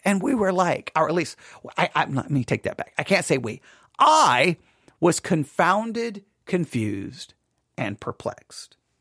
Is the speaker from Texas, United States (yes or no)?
yes; West Texas, United States; me as a Gentile growing up in West Texas